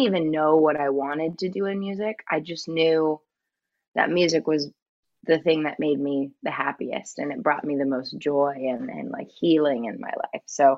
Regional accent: San Jose, California, United States; Yeah, it's like the Bay Area, California.

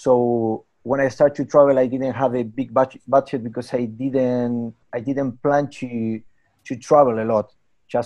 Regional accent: Argentina; English is a second language; moved away as an adult; I'm from Argentina.

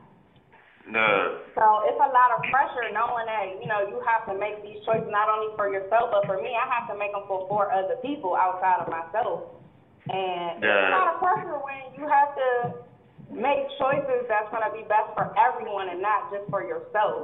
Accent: Landover, Maryland, United States; I'm from Landover, Maryland.

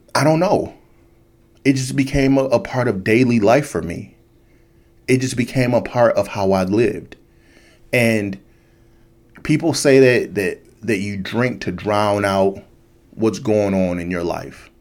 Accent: United States; me as an American

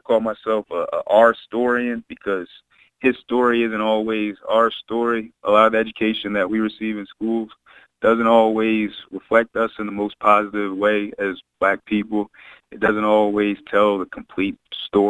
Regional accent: Chester, Pennsylvania, United States; also born or lived in Delaware; now in Wilmington, United States; I was born in Chester, PA

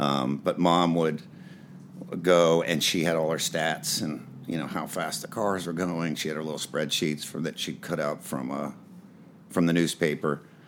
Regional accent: Indianapolis, Indiana, United States; moved away as an adult; now in Los Angeles, United States; Well, I was born in Indianapolis, Indiana.

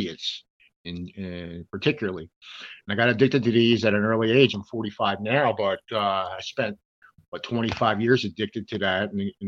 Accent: Delaware, United States; I grew up in Delaware and on the East Coast, very close to the house of Joe Biden

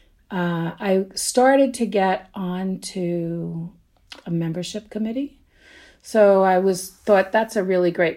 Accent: New York City, New York, United States; moved away; also born or lived in Queens, New York; I grew up in Brooklyn

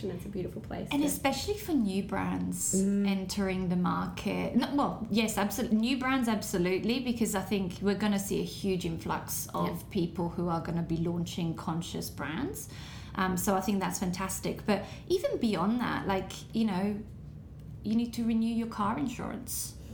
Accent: Italy; but I grew up in Italy

